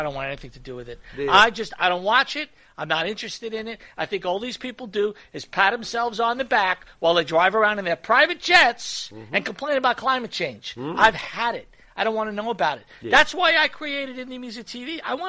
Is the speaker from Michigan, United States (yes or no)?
no; New York, United States; moved away; we grew up in New York.